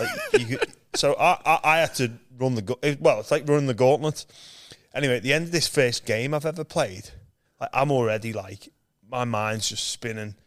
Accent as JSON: {"language": "English", "town": "Liverpool", "region": "North West England", "country": "United Kingdom", "tie": "born or raised there", "moved": "as an adult", "lives_now": "Australia", "said": "I was born in Liverpool, England. where there's no rugby league. I'm one of seven kids"}